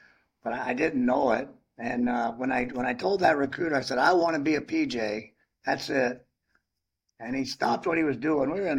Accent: Zephyrhills, Florida, United States; I grew up in Florida, near Zephyr Hills

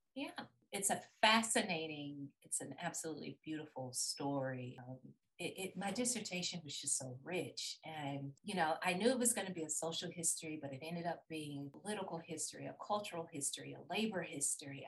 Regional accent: Birmingham, Alabama, United States; moved away as an adult; also born or lived in Tallahassee, Florida; I was born and raised in Birmingham, Alabama

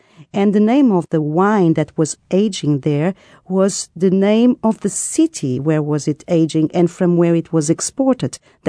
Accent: Lisbon, Portugal; That's why I'm from Lisbon, but I must tell you, I love the city of Porto.

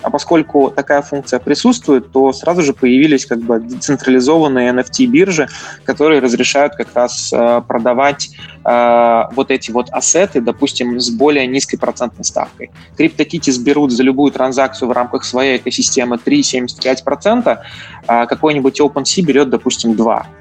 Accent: Latvia; я, собственно, из Латвии. Э, закончил Рижский технический университет

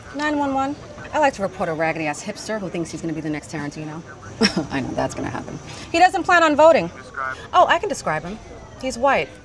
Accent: United States; being born and raised in the United States and growing up in foster care

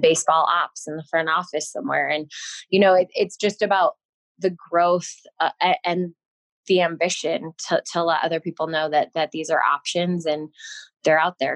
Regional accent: Denver, Colorado, United States; moved away; also born or lived in Los Angeles / San Diego; growing up in Denver, obviously we had the Rockies on TV

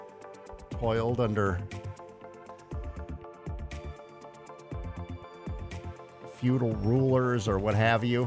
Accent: Midwest, United States; now in Bellingham, United States; I grew up in the Midwest

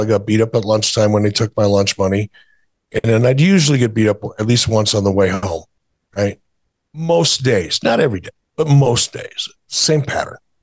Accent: Detroit, Michigan, United States; moved away; also born or lived in Minnesota; growing up in Detroit

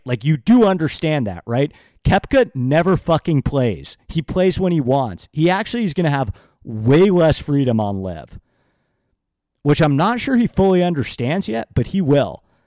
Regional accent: New York, United States; I grew up in New York

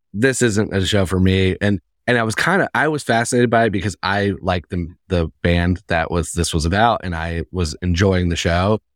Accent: Indiana, United States; now in New York, United States; I'm, I'm originally from Indiana.

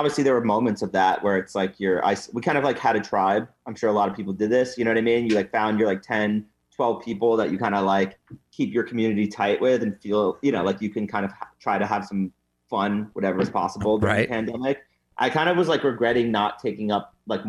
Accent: New York, United States; From New York.

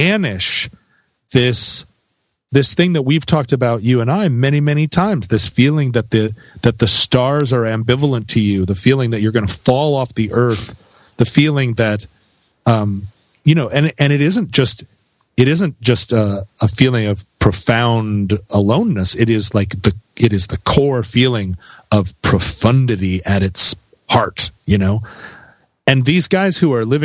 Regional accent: Alaska, United States; growing up in Alaska

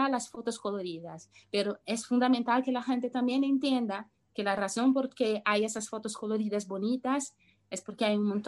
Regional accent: Brazil; first language Portuguese; Spanish is a second language; principalmente cuando yo hablo sobre mi, mi infancia o mi pasado en Brasil, obviamente todas las palabras y todas las memorias me vienen en portugués

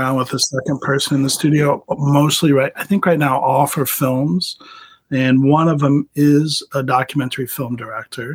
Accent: Florida, United States; growing up in Florida

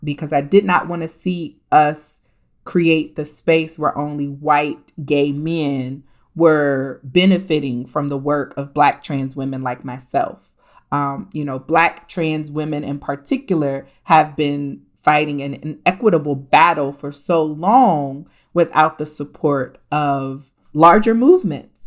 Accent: Columbus, Ohio, United States; moved away; also born or lived in New York / Washington, D.C.; I was born and raised in Columbus, Ohio. So everywhere I go, I tell everybody I'm just an Ohio girl

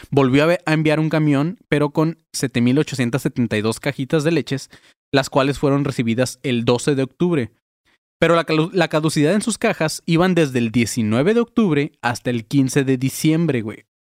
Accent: Mexico; porque pues somos mexicanos y nos mama la tortilla, güey.

